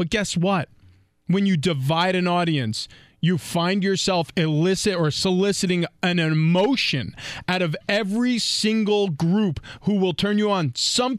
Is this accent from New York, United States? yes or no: yes; New York, United States; And then, when I played for New England, I felt it. I grew up in New York.